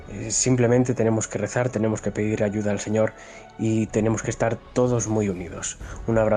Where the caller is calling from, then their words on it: Madrid, Community of Madrid, Spain; de Madrid.